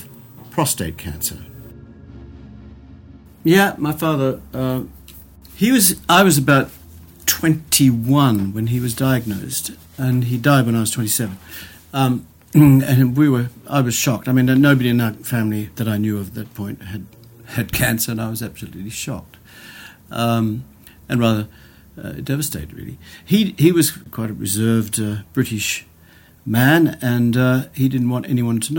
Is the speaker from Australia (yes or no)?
yes; Australia; moved away as an adult; now in United Kingdom; I'm actually Australian, but I've been living in the UK for the last 28 years.